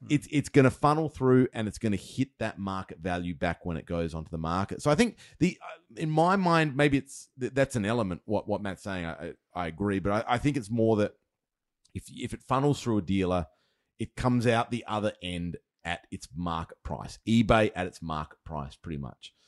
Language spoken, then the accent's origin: English; Australia; being Australian